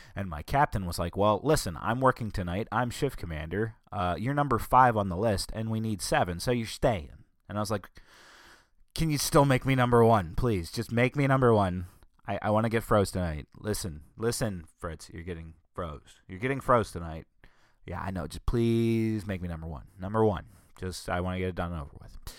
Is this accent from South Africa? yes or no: no; United States; as citizens of the United States of America